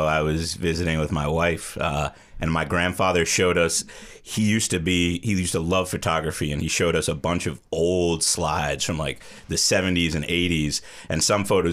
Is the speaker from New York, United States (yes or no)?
yes; Hudson Valley, New York, United States; also born or lived in Goshen, New York / Long Island, New York; I grew up most of my life, and I say I'm from the Hudson Valley